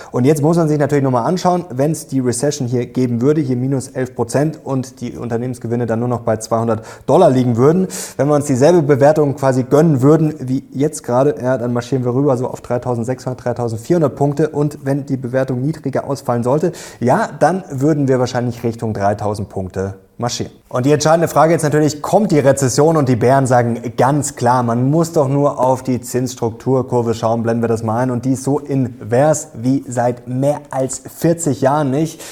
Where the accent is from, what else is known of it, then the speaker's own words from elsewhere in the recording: Germany; bei uns in Deutschland